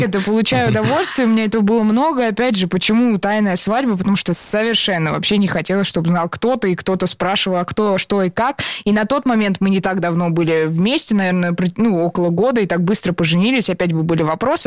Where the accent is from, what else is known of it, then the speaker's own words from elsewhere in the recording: Serpukhov, Moscow Oblast, Russia; мы из разных городов, я была в Сербху